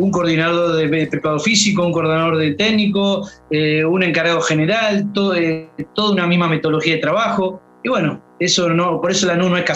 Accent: Lanús, Buenos Aires Province, Argentina; born there; la verdad yo nací en Lanús

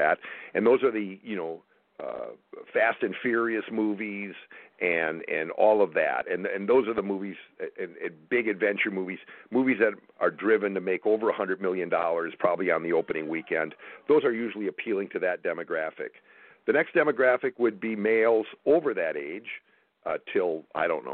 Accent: Wausau, Wisconsin, United States; moved away; also born or lived in Madison, Wisconsin; we grew up in the same small town in central Wisconsin, right. Wausau, Wisconsin. And I was born in Madison

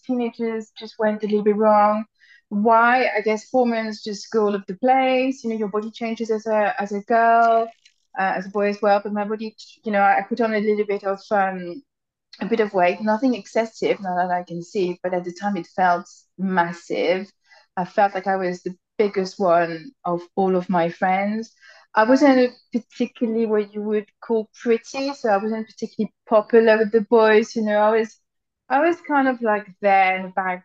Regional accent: France; now in United Kingdom; I'm French. So I grew up in France.

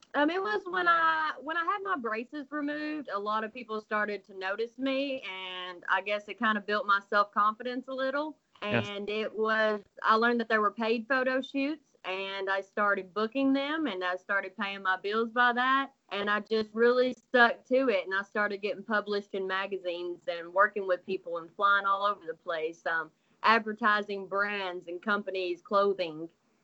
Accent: Kentucky, United States; Kentucky, there's a lot of farming around here, a lot of country people here. I'm from a small town.

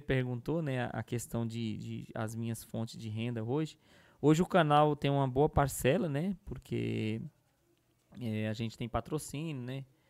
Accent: Northeast Region, Brazil; eu sou do Nordeste

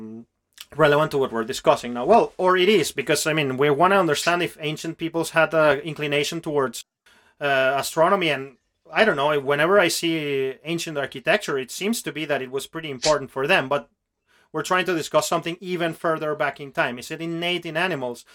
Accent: Venezuela; English is a second language; I come from Venezuela, which is a country that has a very rich ancient culture still active there

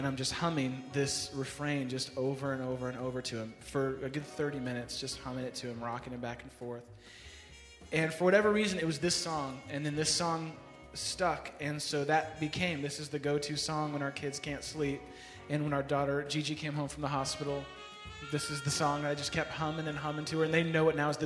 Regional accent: San Francisco, California, United States; moved away as an adult; now in Chicago, United States; I grew up in San Francisco, was out here visiting Chicago

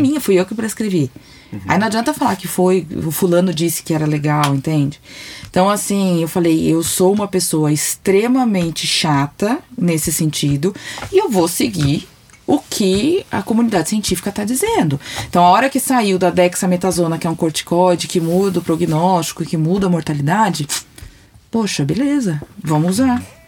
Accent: São Paulo, Brazil; eu sou de São Paulo

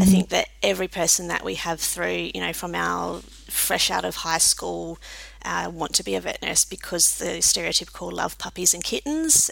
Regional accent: Adelaide, South Australia, Australia; also born or lived in Cook, South Australia / Reid, Western Australia / country Victoria; from Adelaide and still live here

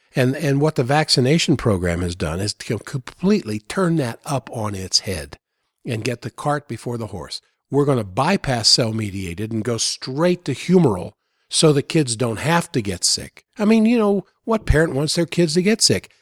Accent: United States; also born or lived in Maryland / Virginia; I grew up in Maryland, Virginia

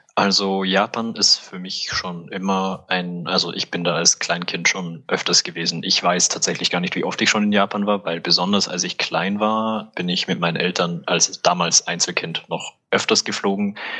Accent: Salzburg, Austria; also born or lived in Vienna; now in Innsbruck, Austria; bin ich halt in Salzburg aufgewachsen

